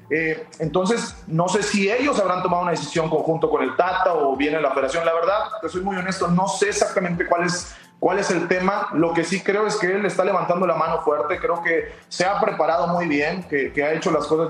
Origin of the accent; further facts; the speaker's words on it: Mexico; somos mexicanos